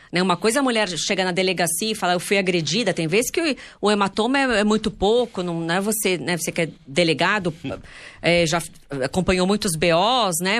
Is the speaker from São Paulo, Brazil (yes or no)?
yes; Santos, São Paulo, Brazil; a gente é de Santos